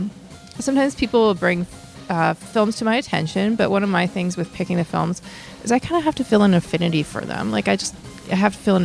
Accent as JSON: {"language": "English", "town": "Saskatoon", "region": "Saskatchewan", "country": "Canada", "tie": "born or raised there", "moved": "yes", "lives_now": "Edmonton, Canada", "said": "I grew up in Saskatoon"}